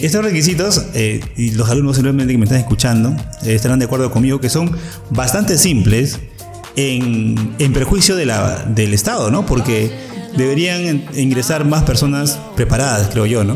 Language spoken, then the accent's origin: Spanish; Peru; ahora somos más, más peruanos